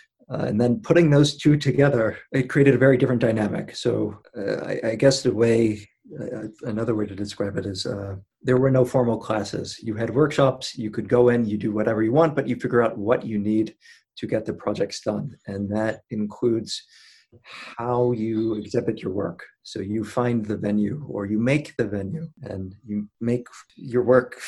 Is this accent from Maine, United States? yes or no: yes; Maine, United States; I'm from Maine.